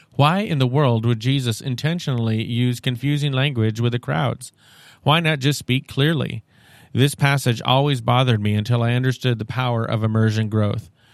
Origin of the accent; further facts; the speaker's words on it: Seattle, Washington, United States; I'm from Seattle